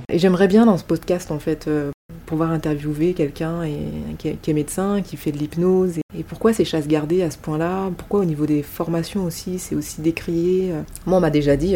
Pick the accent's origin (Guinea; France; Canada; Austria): France; chez nous en France